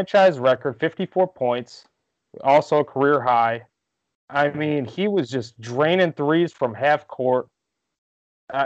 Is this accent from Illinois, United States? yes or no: yes; Rockford, Illinois, United States; he's from my hometown